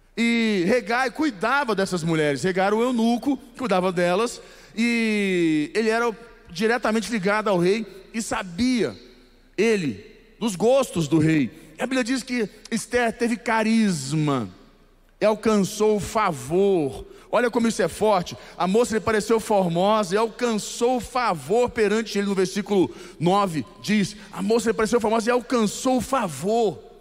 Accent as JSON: {"language": "Portuguese", "region": "Goiás", "country": "Brazil", "said": "eu sou goiano. Não tem como ser diferente. Eu sou goiano"}